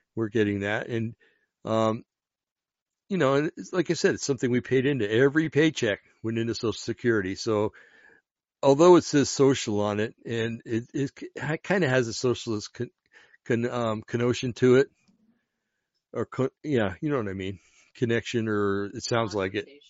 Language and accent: English; New Jersey, United States; I come from New Jersey, an Italian community in Jersey